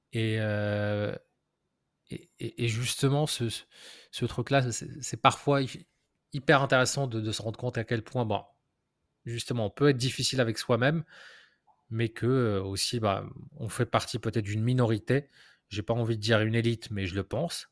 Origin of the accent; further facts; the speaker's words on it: Morocco; j'ai grandi au Maroc